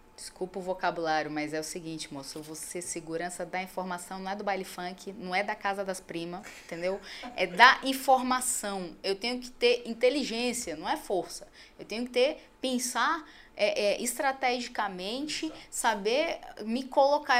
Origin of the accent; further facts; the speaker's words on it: Manaus, Amazonas, Brazil; moved away as an adult; eu saí de Manaus. Porque assim, era muito fácil conseguir as coisas porque eu era filha da doutora